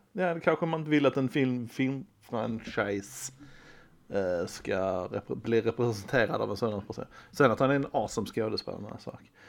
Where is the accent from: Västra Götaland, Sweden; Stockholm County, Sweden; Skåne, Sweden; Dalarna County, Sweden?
Skåne, Sweden; vi är basically danskar. Skåne så